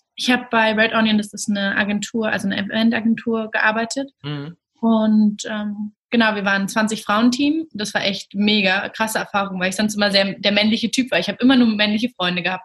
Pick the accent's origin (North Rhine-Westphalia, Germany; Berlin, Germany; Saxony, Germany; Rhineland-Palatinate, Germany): Berlin, Germany; Ich komme aus Berlin